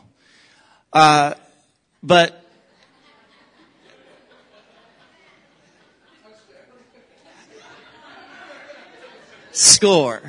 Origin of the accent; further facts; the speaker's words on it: the South, United States; moved away; also born or lived in Oklahoma / Texas; I am from the South, from Oklahoma and Texas